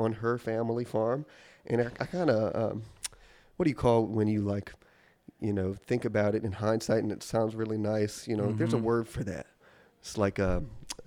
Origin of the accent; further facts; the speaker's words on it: Milwaukee, Wisconsin, United States; moved away as an adult; now in Charleston, United States; my hometown in Milwaukee, Wisconsin